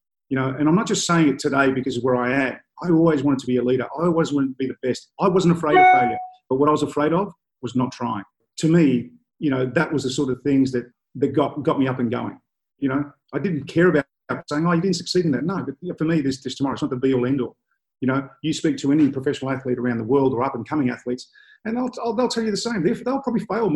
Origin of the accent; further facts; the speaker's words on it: Melbourne, Victoria, Australia; I grew up in Brunswick in a really rough and tough area in the 70s.